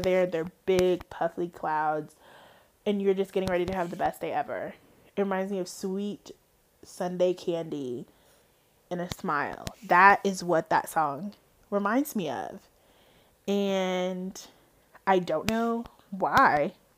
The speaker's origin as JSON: {"language": "English", "region": "Georgia", "country": "United States", "tie": "born there", "said": "Now, I am not from Atlanta. My mother and her sisters are technically from Atlanta. They were born in Atlanta. I was not. I was born in the North Georgia area."}